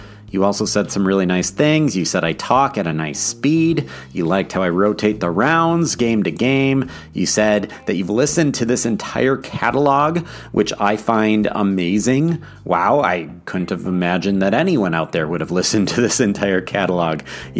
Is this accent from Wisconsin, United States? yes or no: yes; Wisconsin, United States; moved away; also born or lived in Minnesota; nor am I in my home state of Wisconsin.